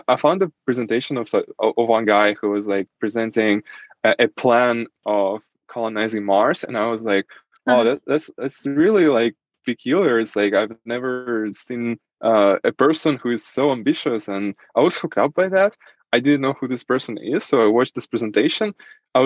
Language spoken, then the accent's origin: English; Saint Petersburg, Russia; first language Russian; English is a second language; moved away as an adult; now in Germany; I was born in Russia, in St. Petersburg, and that's where I basically lived almost my entire life.